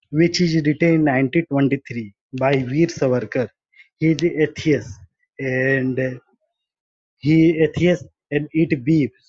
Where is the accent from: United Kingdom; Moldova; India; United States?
India; I am from India